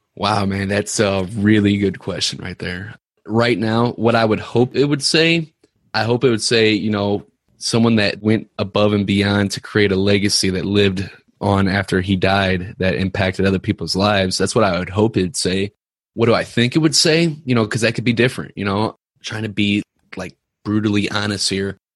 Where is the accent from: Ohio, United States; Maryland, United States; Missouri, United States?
Missouri, United States; Ferguson; I grew up in Ferguson